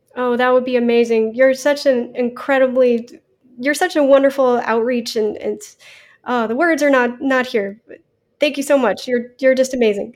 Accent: Florida, United States; I grew up in Florida

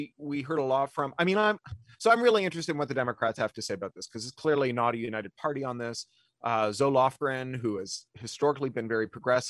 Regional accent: Canada; I mean, I grew up in Canada.

